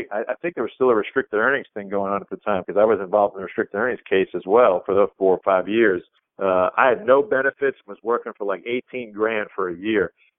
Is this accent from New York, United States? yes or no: yes; Rockville Centre, New York, United States; Garden City, Long Island, right next to where we grew up in Rockville Center